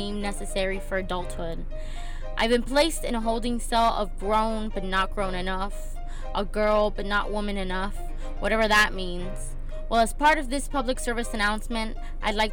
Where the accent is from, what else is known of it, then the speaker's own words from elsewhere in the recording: Miami, Florida, United States; moved away as an adult; now in Texas, United States; I'm actually not from Texas. I'm originally from Miami.